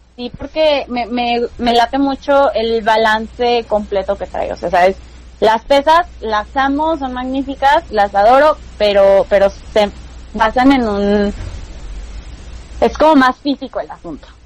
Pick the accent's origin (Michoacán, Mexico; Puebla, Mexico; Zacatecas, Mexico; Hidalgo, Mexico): Hidalgo, Mexico; also born or lived in Mexico City; vivo en en Hidalgo ahorita, soy de Hidalgo, vivía en la Ciudad de México